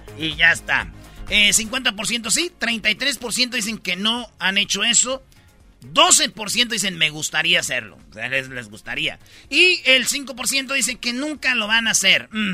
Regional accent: Michoacán, Mexico; moved away; cuando yo estaba en el catecismo, allá en Michoacán

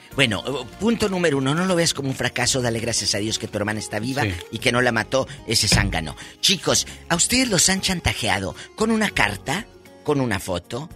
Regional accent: Matamoros, Tamaulipas, Mexico; allá en, mi tierra, el Matamoros, Tamaulipas

